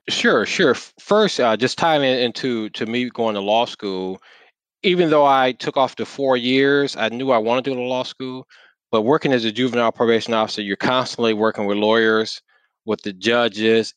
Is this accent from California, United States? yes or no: no; Saginaw, Michigan, United States; now in Detroit, United States; I'm born and raised in Saginaw, Michigan.